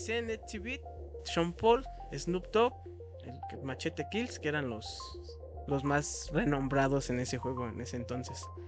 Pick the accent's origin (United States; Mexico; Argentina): Mexico; yo como mexicano